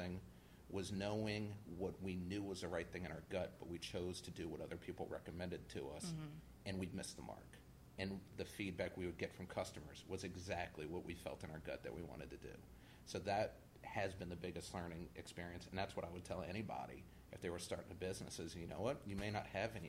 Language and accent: English; West Bank, Louisiana, United States; also born or lived in Lakeview, New Orleans; I grew up on the West Bank, and after Katrina, I moved to Lakeview.